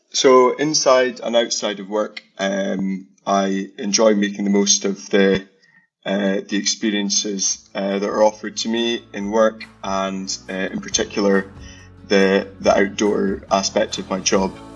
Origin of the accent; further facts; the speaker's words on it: Aberdeen, Scotland, United Kingdom; I'm not from a farming family or background. I grew up in Aberdeen. Uh, that's where I was born, and uh, went to school in the city